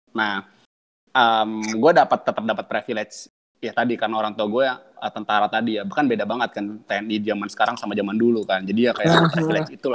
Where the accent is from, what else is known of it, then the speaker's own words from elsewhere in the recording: Java, Indonesia; kalau dia tahu kalau gue dari Jawa ada kayak ikatan emosional gitu